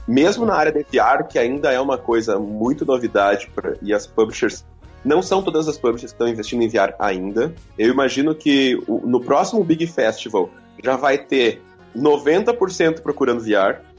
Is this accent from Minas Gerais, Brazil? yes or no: no; Santa Maria, Rio Grande do Sul, Brazil; a gente é de Santa Maria, no Rio Grande do Sul